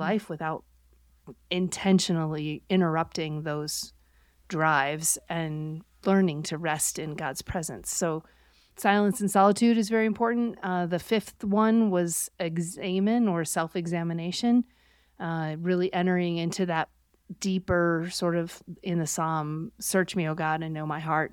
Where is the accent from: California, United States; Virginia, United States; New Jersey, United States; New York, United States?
New York, United States; Buffalo; I grew up near Buffalo, New York